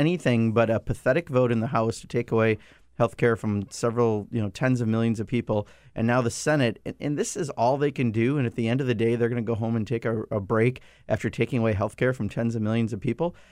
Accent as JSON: {"language": "English", "town": "Kenosha", "region": "Wisconsin", "country": "United States", "tie": "born or raised there", "said": "that's my hometown in that district, Kenosha"}